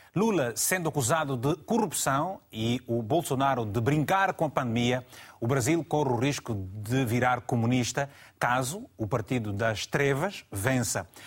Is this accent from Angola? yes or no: yes; Malanje, Angola; now in Portugal; a partir da província de Malange, da minha terra querida. Angola, Malange